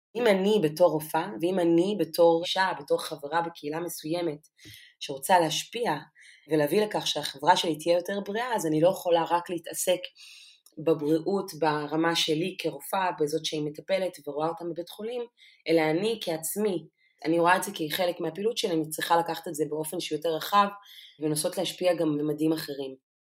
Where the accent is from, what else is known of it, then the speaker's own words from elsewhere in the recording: Lakiya, Southern District, Israel; also born or lived in Debrecen, Hungary; גדלתי במסוג של חממה של אה, נשים שהן פורצות דרך. ביישוב שלי לקיה